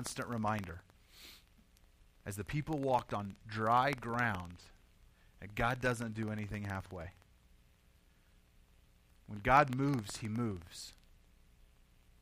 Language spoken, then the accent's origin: English; Oklahoma, United States; moved away as an adult; now in Colorado, United States; I've originally, most of you know this, I'm from Oklahoma